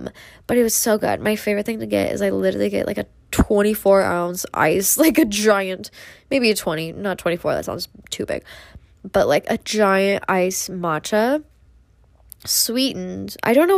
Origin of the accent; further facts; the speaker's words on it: Midwest, United States; don't have any of those fun, fancy little matcha places like they do in LA and New York, because I'm from the Midwest.